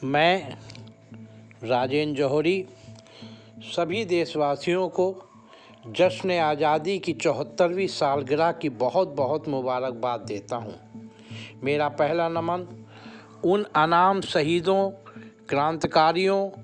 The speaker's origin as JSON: {"language": "Hindi", "country": "India"}